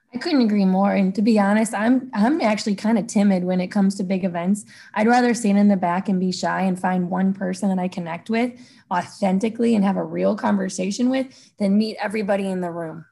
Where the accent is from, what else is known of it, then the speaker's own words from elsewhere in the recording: Sunset Hills, Missouri, United States; I grew up in Sunset Hills with two parents that worked a ton